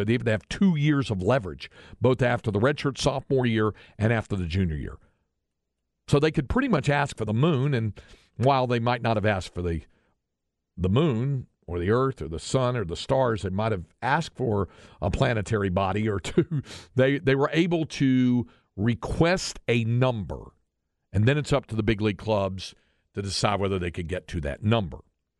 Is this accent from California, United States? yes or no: no; Holliday, Texas, United States; I grew up in Holiday, which is between Wichita Falls and Seymour.